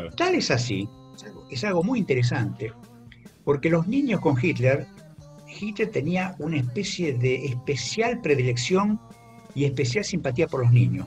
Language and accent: Spanish; Argentina; somos los argentinos